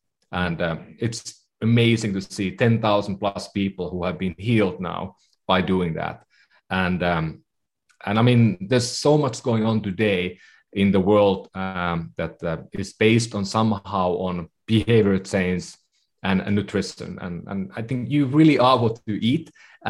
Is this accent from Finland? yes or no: yes; Finland; moved away as an adult; also born or lived in Bay Area, United States; now in San Francisco Bay Area, United States; I come from Finland originally, so been living in the Bay Area for about 15 years